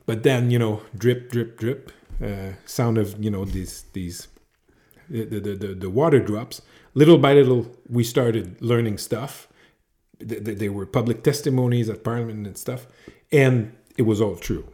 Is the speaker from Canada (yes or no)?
yes; Montreal, Quebec, Canada; not from Toulouse, from Montreal, like ten kilometers from here.